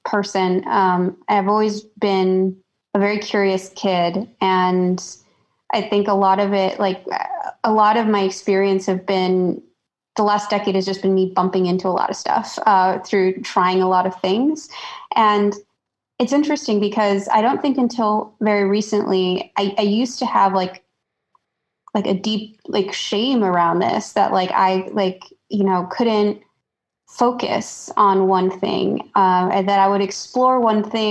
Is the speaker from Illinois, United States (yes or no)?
yes; Chicago, Illinois, United States; moved away as an adult; also born or lived in New York City; I was born and raised in Chicago, and I went to school in Illinois